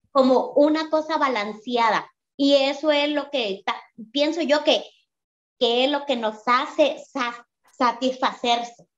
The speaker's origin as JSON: {"language": "Spanish", "country": "Mexico", "moved": "yes", "lives_now": "Phoenix, United States", "said": "vivo en Phoenix, pero yo soy mexicana"}